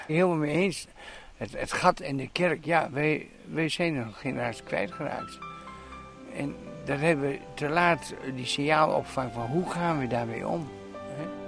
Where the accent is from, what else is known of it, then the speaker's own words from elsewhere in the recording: Assen, Drenthe, Netherlands; geboren en getogen in Assen